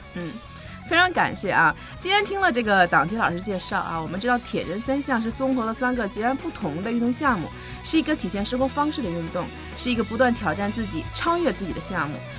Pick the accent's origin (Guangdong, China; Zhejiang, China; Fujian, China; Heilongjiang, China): Heilongjiang, China; Harbin; 那是我的老家嘛